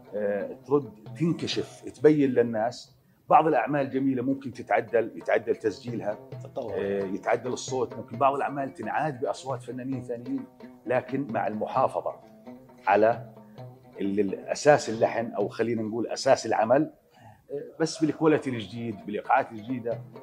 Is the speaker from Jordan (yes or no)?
yes; Jordan; الاردن تراثنا